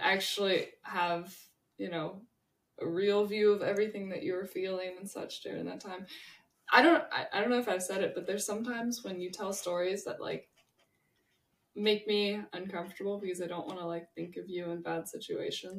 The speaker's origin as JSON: {"language": "English", "town": "Santa Barbara", "region": "California", "country": "United States", "tie": "born or raised there", "said": "I was born in Santa Barbara"}